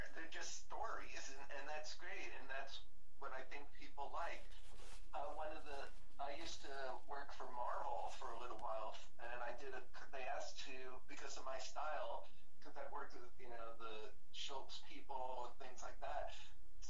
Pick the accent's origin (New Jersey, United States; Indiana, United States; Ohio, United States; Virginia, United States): New Jersey, United States; moved away as an adult; also born or lived in New York / Florida; now in California, United States; growing up in New Jersey